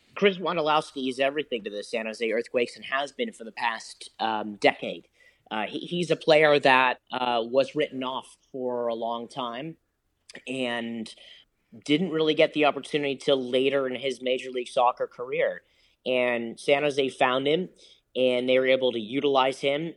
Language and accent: English; London, United Kingdom; now in United States; I grew up in West London